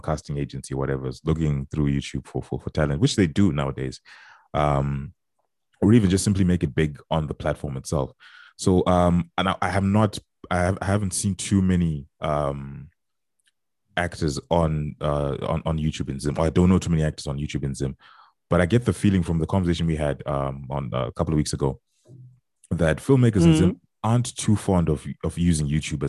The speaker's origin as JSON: {"language": "English", "region": "Texas", "country": "United States", "said": "as a Texan"}